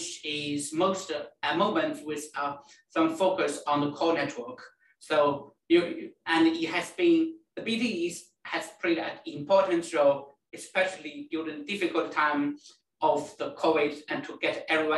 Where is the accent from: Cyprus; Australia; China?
China; moved away as an adult; also born or lived in Liverpool, United Kingdom / Birmingham, United Kingdom; now in United Kingdom; I come from China and I came to UK roughly more than 10 years ago